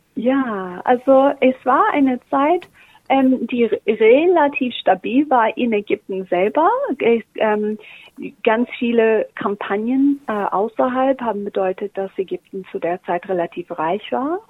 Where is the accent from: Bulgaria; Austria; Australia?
Australia; German is a second language; moved away as an adult; also born or lived in Germany; ich bin Australierin